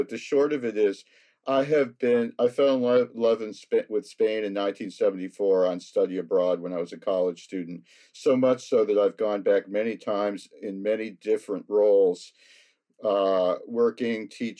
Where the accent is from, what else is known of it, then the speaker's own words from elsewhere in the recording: United States; being an American